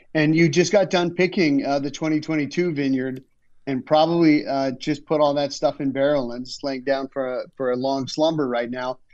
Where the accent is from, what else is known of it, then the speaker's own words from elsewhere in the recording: Canada; moved away; also born or lived in Los Angeles; as a Canadian